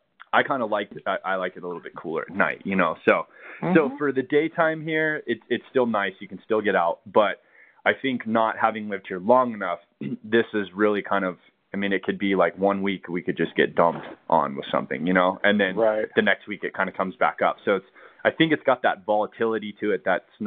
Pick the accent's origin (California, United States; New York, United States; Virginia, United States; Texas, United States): California, United States; now in Colorado, United States; Cause that's the thing I noticed in moving here to Colorado is, you know, growing up in California